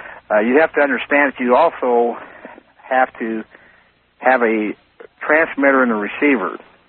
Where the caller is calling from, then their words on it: Leavenworth, Kansas, United States; I'm calling from Leavenworth, Kansas.